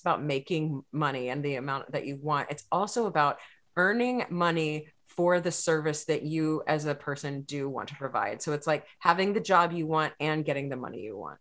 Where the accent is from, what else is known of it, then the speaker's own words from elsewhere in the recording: Texas, United States; I'm from Texas